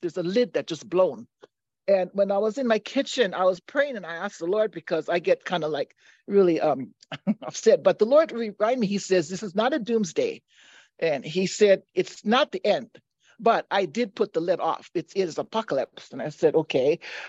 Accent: Hawaii, United States; also born or lived in Molokai

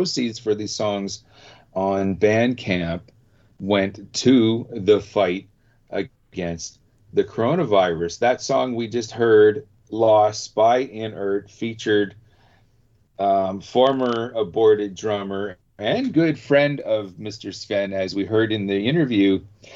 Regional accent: Canada; being Canadian

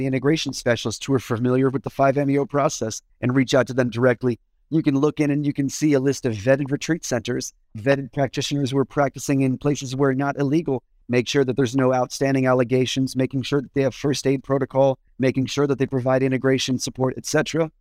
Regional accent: Washington, District of Columbia, United States; I grew up in Washington, D C

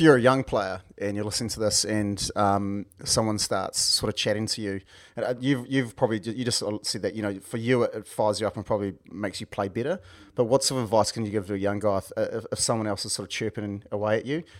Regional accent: Wellington, New Zealand; we're both from Wellington

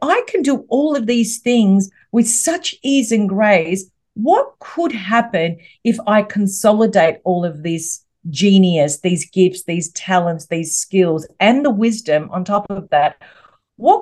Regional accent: Melbourne, Victoria, Australia; I'm from Melbourne in Australia.

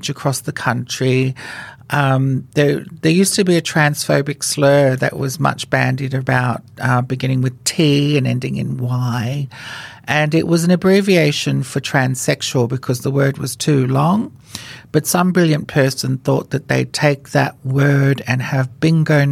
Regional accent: Fiji; moved away as an adult; now in Australia; I was born in Fiji, and I was the first transgender woman in Fiji to be legally given a female name by the Fijian government

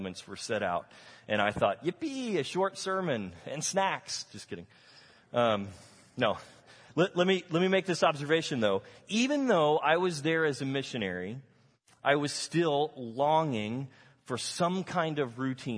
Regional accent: Texas, United States; I grew up in Texas, I never learned Spanish

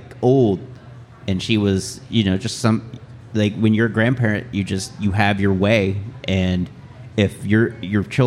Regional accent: Houston, Texas, United States; I grew up in Houston.

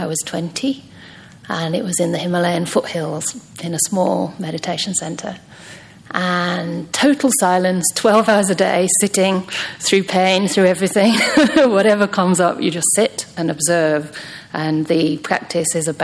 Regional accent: England, United Kingdom; moved away as an adult; also born or lived in Myanmar; So originally I'm from England. But it's strange because even growing up, I didn't really feel very English

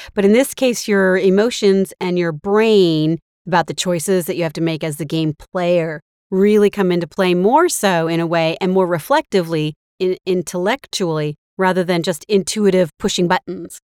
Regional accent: the Bay Area, California, United States; also born or lived in Marin County; I grew up in the Bay Area

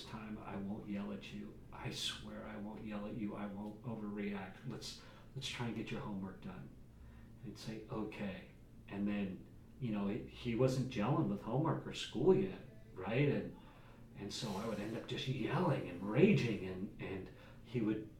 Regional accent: Jackson, Wyoming, United States; I grew up in Jackson, Wyoming, Wild West

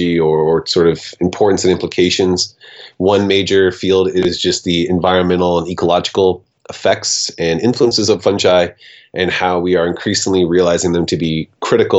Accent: Portland, Oregon, United States; I am in my hometown of Portland, Oregon

